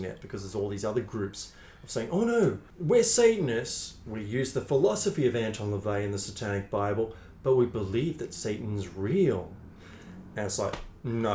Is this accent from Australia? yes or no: yes; Australia; We're Australian.